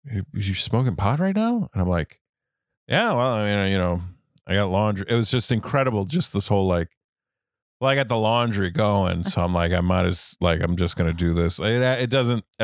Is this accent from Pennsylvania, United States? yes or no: no; Durango, Colorado, United States; I grew up in a postcard called Durango, Colorado.